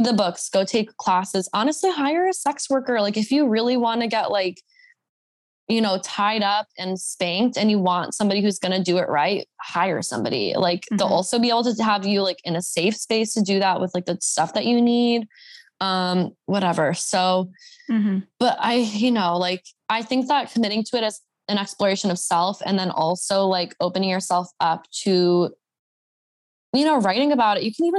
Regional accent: the Bible Belt, United States; now in Los Angeles, United States; I wasn't really like fully in my slut era until I moved to LA, and I grew up in the Bible Belt

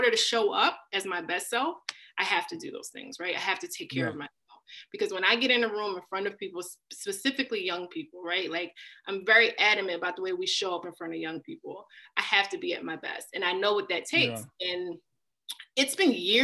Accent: Philadelphia, Pennsylvania, United States; being born and raised in Philly and one of the toughest parts of Philly

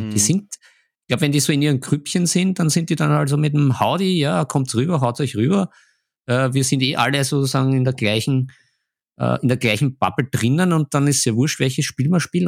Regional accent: Vienna, Austria; bei uns in Wien

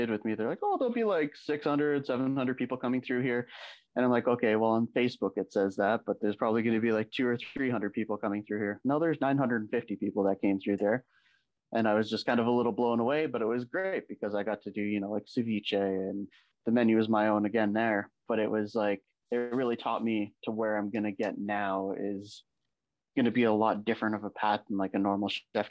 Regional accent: Sault Ste. Marie, Ontario, Canada; I grew up in Sault Ste. Marie. I grew up in a small town where like everything is Italian.

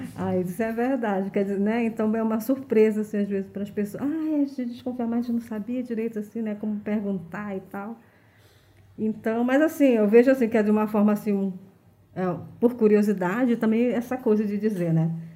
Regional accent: Manaus, Amazonas, Brazil; eu sou de um bairro de periferia, eu sou da Compensa, né? Sempre morei na Compensa

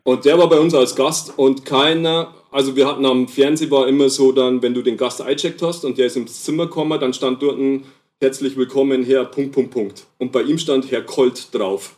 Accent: Lower Bavaria, Germany; accent: Niederbayerisch; moved away as an adult; also born or lived in Nuremberg; now in Regensburg, Germany; ich bin aus Niederbayern

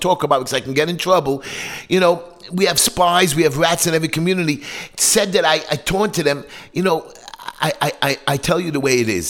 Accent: New York City, New York, United States; I'm right from the streets of Brooklyn. I grew up in Bensonhurst where dogs were chasing me

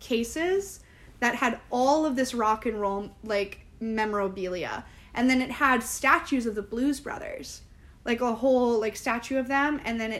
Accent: Midwest, United States; in the Midwest, my hometown has one, too.

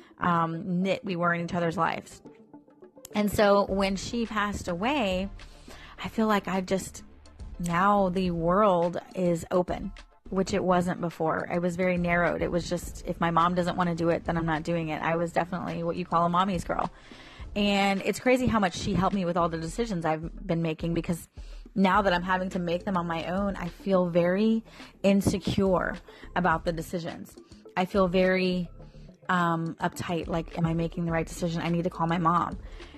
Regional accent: St. Petersburg, Florida, United States; I was born and raised in Florida. I was born in St. Petersburg and lived in Florida my entire life

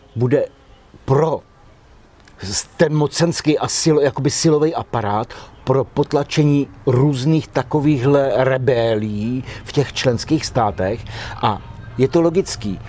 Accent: Czechia; my, jako Češi, jsme měli zákaz jít se nechat zaměstnat do Rakouska

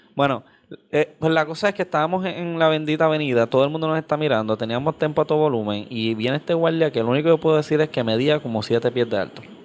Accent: Carolina, Puerto Rico; yo soy de Carolina

